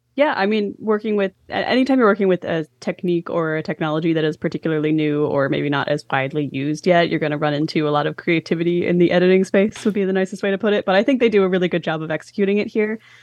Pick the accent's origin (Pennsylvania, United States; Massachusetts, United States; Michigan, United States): Pennsylvania, United States; Philadelphia; my hometown